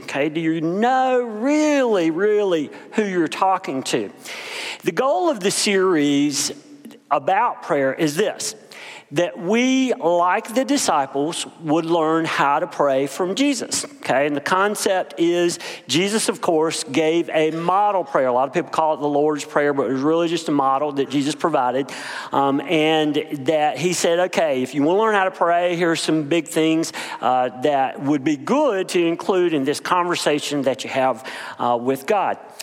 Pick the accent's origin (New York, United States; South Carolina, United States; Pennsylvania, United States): South Carolina, United States; Bennettsville; grew up in Bennettsville, South Carolina, a little bitty place.